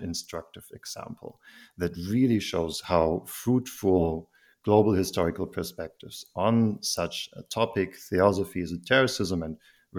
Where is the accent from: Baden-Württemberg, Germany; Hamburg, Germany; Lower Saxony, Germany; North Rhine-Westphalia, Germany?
Baden-Württemberg, Germany; Heidelberg; English is a second language; I am actually from Heidelberg. I'm one of the very rare indigenous species that is actually from there.